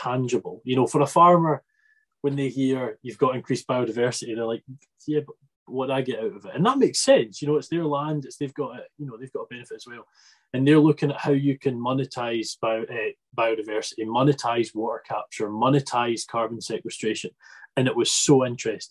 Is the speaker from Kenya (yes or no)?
no; Isle of Arran, Scotland, United Kingdom; I'm from the Isle of Arran, I'm still in the community bits